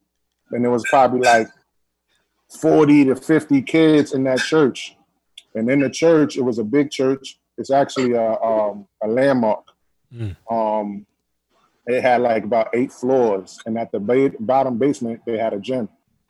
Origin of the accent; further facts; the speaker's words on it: Bronx, New York, United States; Born and raised. Okay. Got a lot of family all over New York.